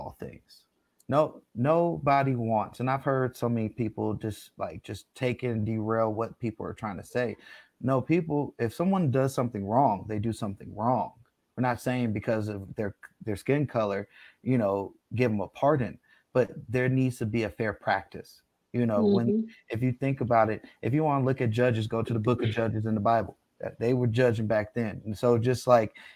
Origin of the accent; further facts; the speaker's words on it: United States; We were born here, we're all American. This is our country, this is our birthplace